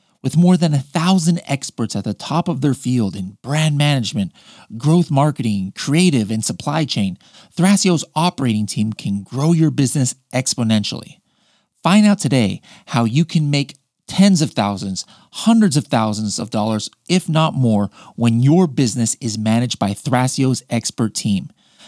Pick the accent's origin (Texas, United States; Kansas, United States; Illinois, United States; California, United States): California, United States; Oceanside; he found out that I came from Oceanside, California originally. He's like, "Oh, what high school did you go to?" I'm like, "Oh, El Camino."